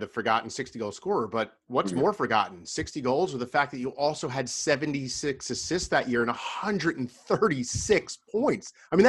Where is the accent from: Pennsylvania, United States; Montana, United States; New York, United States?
New York, United States; Long Island; I grew up on Long Island.